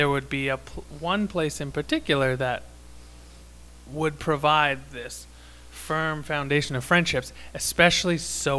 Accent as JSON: {"language": "English", "region": "Saskatchewan", "country": "Canada", "said": "I was from Saskatchewan."}